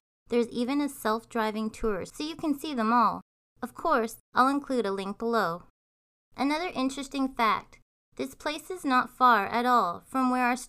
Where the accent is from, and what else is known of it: Canada